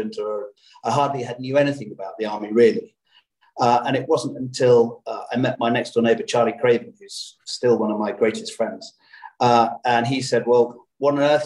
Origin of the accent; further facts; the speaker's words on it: Birmingham, West Midlands, United Kingdom; I was brought up in Birmingham